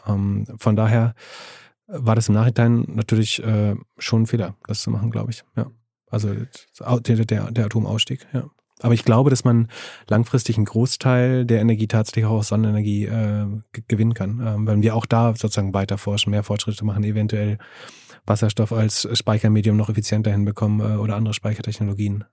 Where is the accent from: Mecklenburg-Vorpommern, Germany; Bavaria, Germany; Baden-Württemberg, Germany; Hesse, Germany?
Mecklenburg-Vorpommern, Germany; Greifswald; in meiner Heimatstadt in Greifswald